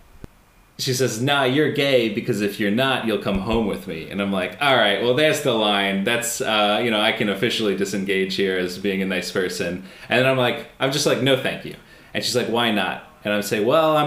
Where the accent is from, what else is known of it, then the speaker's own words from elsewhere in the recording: United States; I'm American